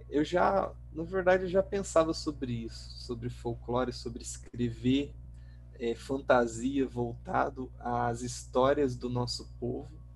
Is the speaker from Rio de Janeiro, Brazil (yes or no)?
no; Pontes e Lacerda, Mato Grosso, Brazil; moved away as an adult; also born or lived in Natal, Rio Grande do Norte; now in São Paulo, Brazil; eu nasci em Pontes Lacerda, né? Só que eu fui com quatro meses de idade para Natal, Rio ah. Grande do Norte. E aí lá eu fiquei até os oito anos. Depois eu voltei para Pontes da Lacerda e depois que eu me formei em letras lá em Pontes da Lacerda, eu vim para São Paulo